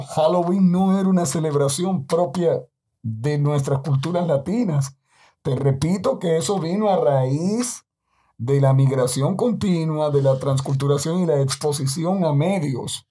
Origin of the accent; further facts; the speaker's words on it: Dominican Republic; hablo como dominicano